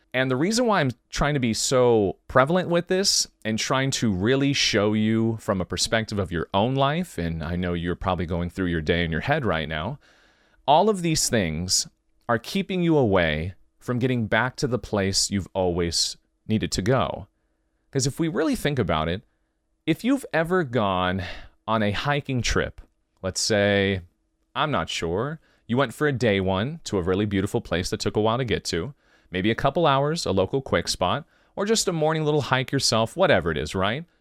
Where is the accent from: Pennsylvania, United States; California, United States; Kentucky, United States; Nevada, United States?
California, United States; I'm from California, born and raised